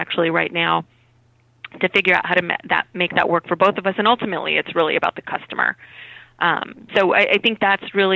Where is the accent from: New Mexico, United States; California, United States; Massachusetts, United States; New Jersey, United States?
New Mexico, United States; Albuquerque; moved away as an adult; I'm originally from Albuquerque, New Mexico, and my younger brother and I were really close